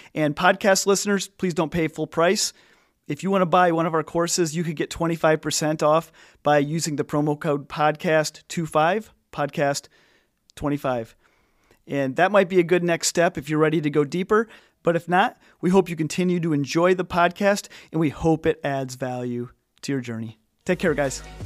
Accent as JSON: {"language": "English", "region": "Illinois", "country": "United States", "said": "I'm from Illinois"}